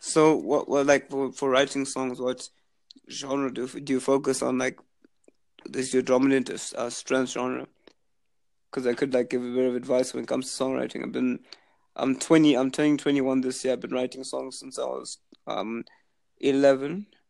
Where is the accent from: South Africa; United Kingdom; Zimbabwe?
Zimbabwe; moved away as an adult; now in Halifax, Canada; I was born in Zimbabwe. I'm actually currently there now on summer break